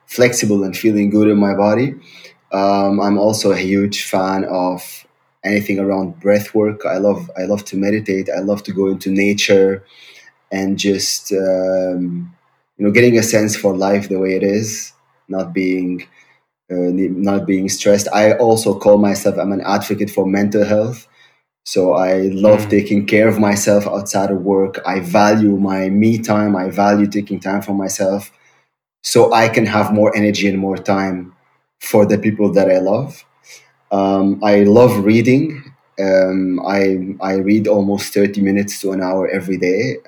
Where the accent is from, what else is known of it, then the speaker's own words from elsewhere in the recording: Syria; English is a second language; moved away as an adult; also born or lived in Germany / Heidelberg / Berlin; now in Hamburg, Germany; I'm originally from Syria. I grew up in Syria. Now I'm living in Germany since 9 years